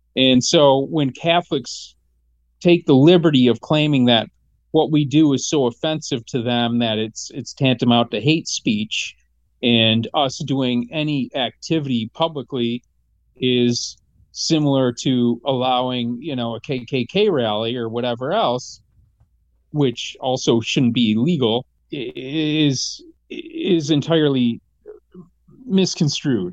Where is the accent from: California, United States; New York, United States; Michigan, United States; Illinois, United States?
Michigan, United States; growing up in Michigan